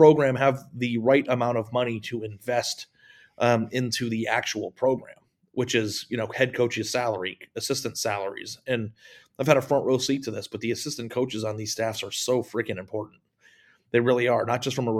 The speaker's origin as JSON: {"language": "English", "town": "Phoenix", "region": "Arizona", "country": "United States", "tie": "born or raised there", "said": "we grew up in Phoenix"}